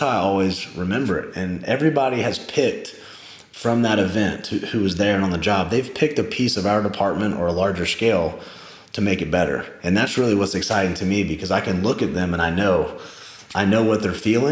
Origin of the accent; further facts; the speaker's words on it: Charleston, South Carolina, United States; I'm this guy from Charleston